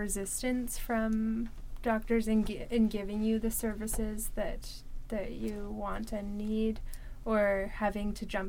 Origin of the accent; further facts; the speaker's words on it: Ontario, Canada; now in British Columbia, Canada; I'm from Ontario